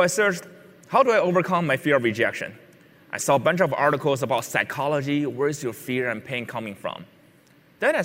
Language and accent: English; Beijing, China; When I was a six-year-old, I grew up in Beijing, China